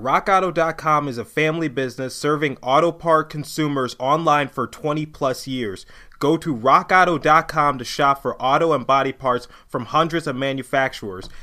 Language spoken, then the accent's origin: English; Midwest, United States; I grew up in the Midwest mostly, so I say water.